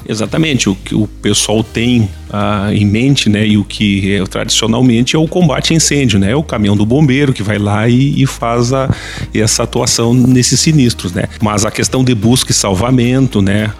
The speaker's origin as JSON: {"language": "Portuguese", "town": "Santa Maria", "region": "Rio Grande do Sul", "country": "Brazil", "tie": "born or raised there", "also_born_or_lived": "Ijuí", "moved": "as an adult", "lives_now": "Santa Cruz do Sul, Brazil", "said": "Eu sou natural de Santa Maria"}